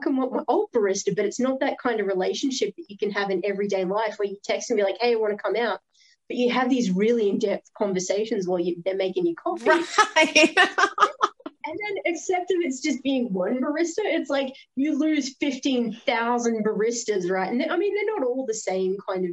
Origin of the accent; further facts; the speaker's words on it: Australia; I'm an Aussie